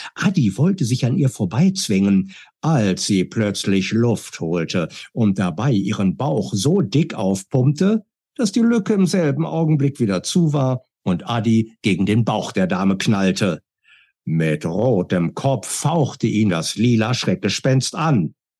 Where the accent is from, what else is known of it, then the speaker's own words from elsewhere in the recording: Berlin, Germany; Ich bin geboren 1964 in Berlin, war ein eifriger Bibliotheksgänger, habe als Kind sehr, sehr viel gelesen